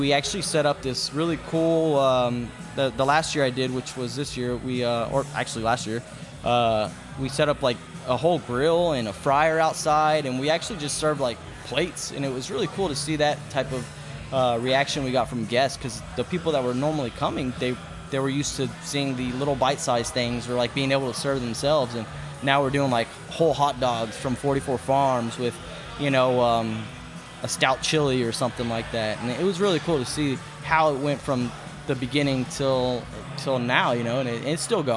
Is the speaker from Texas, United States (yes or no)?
yes; Katy, Texas, United States; I grew up in Katy